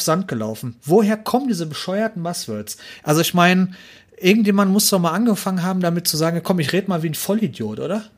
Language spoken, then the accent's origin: German; Ruhr area, North Rhine-Westphalia, Germany; ich komme aus Ruhrpott